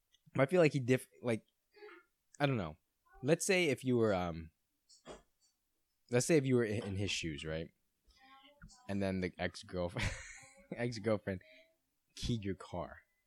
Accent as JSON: {"language": "English", "town": "Brighton", "region": "South East England", "country": "United Kingdom", "tie": "born or raised there", "said": "He's one of those people, and I grew up in Brighton."}